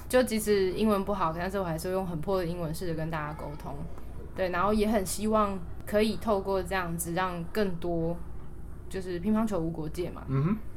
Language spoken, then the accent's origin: Chinese; Taipei, Taiwan; also born or lived in Hualien; 虽然我在台北长大啦